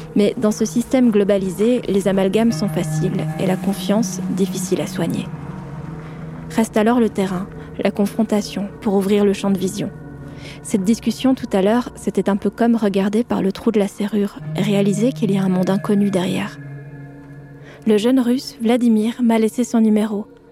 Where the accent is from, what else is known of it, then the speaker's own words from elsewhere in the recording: France; accent: French; Mon accent français